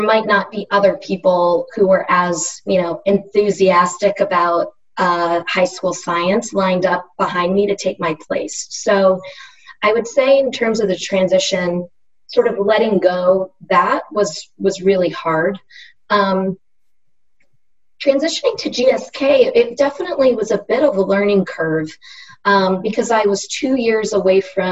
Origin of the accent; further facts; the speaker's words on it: Pennsylvania, United States; moved away as an adult; also born or lived in Durham, North Carolina; now in North Carolina, United States; I grew up in Pennsylvania